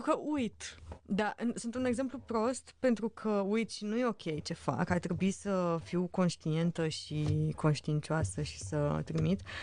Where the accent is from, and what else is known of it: Romania